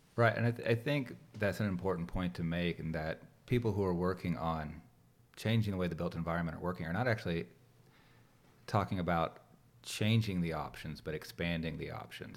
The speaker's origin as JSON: {"language": "English", "area": "Gwinnett County", "region": "Georgia", "country": "United States", "tie": "born or raised there", "said": "I grew up further out in Gwinnett where it was literally all farms around us when we moved"}